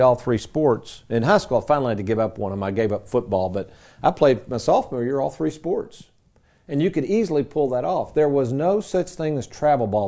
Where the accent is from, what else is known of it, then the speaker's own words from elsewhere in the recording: Lexington, United States; my days growing up in Lexington as a kid